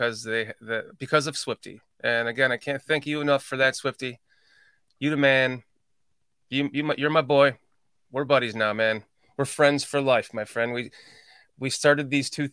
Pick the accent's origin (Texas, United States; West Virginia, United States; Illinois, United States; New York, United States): Illinois, United States; Lake County; I'm from Lake County